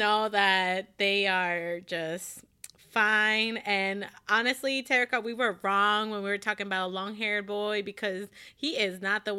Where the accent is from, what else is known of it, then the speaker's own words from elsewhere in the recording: Texas, United States; I'm from Texas